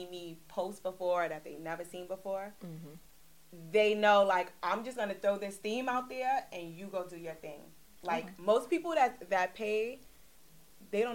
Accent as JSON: {"language": "English", "town": "New York City", "region": "New York", "country": "United States", "tie": "born or raised there", "also_born_or_lived": "Virginia", "said": "I'm from Brooklyn, New York"}